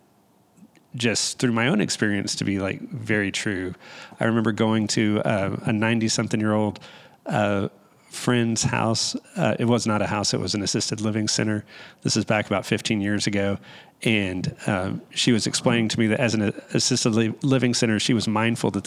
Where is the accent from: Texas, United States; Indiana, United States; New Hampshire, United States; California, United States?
Texas, United States; Dallas; I grew up in Dallas